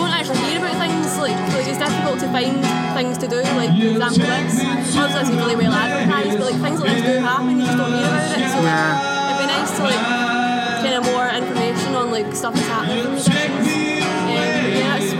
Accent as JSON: {"language": "English", "town": "Greenock", "region": "Scotland", "country": "United Kingdom", "lives_now": "Kirkluck, United Kingdom", "said": "I'm originally from Greenock, but we moved up here, and I've lived here for about 10 years now"}